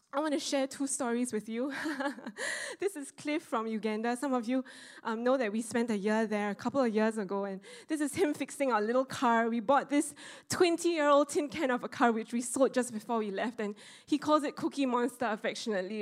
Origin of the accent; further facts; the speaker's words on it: Singapore; I, the Singaporean with the logical mindset